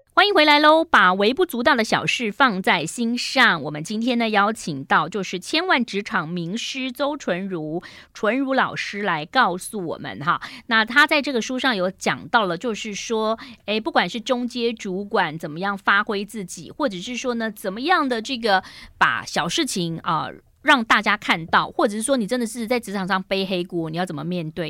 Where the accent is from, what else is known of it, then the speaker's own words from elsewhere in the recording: Taiwan; 我们台湾人